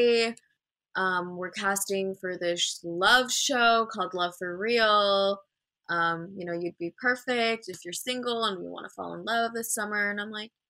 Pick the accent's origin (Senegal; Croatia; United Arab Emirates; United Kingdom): United Arab Emirates; Dubai; I'm actually born and raised in Dubai, from Dubai.